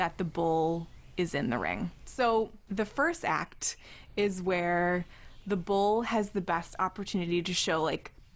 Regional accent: United States; as an American

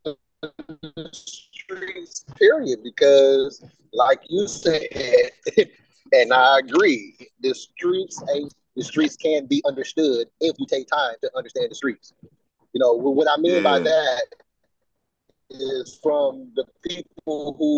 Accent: Detroit, Michigan, United States; I grew up on Schoolcraft, if anybody know where that is in Detroit.

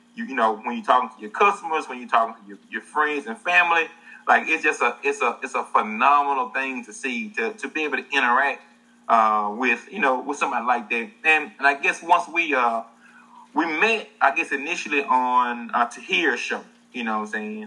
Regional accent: the South, United States; I'm from the South. We're both from the South

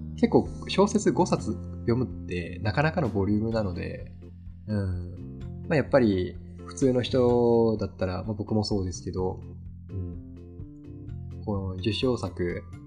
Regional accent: Kagoshima, Japan; 地元の鹿児島

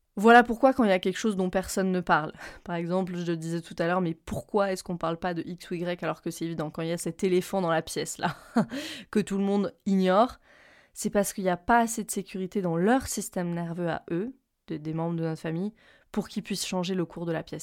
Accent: Reims, Grand Est, France; moved away; je rentre à Reims, euh, là où j'ai grandi

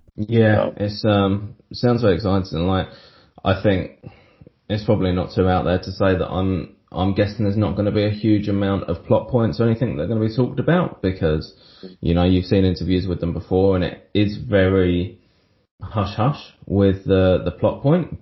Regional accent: England, United Kingdom; I'm English

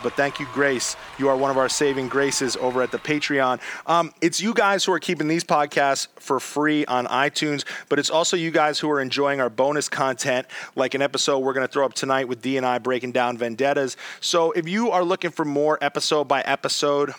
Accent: New York City, New York, United States; in New York City here in my hometown

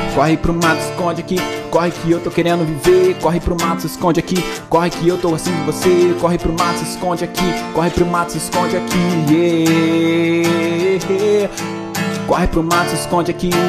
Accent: Angra dos Reis, Rio de Janeiro, Brazil; moved away; em Angra dos Reis, que é a cidade de onde eu vim

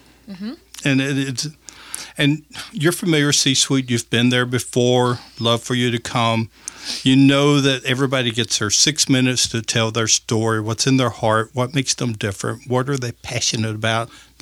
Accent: Memphis, Tennessee, United States; born or raised there

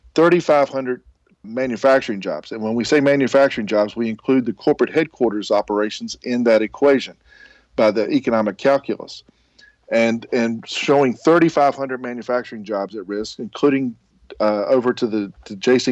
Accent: Roanoke, Virginia, United States; my hometown of Roanoke, Virginia

